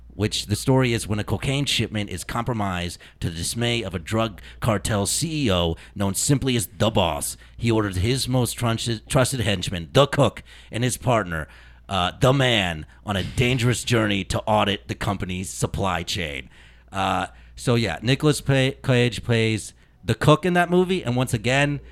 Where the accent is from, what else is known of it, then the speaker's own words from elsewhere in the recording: Indianapolis, Indiana, United States; I am from Indianapolis